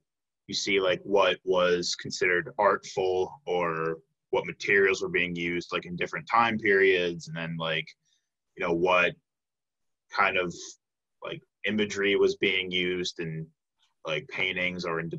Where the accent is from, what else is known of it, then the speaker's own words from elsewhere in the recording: Chicago, Illinois, United States; Like, I'm from the Chicago area, so, like, I grew up going to the Art Institute.